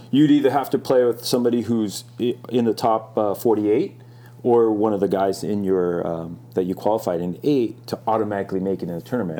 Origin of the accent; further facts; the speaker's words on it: Hermosa Beach, California, United States; also born or lived in Hawaii; I was born in Hawaii. I grew up. I, we moved over quite when I was a young kid, and I grew up here in Hermosa Beach